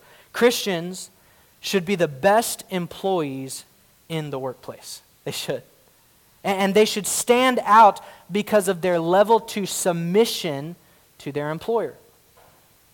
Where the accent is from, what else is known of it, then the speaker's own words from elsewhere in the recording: United States; my rights as an American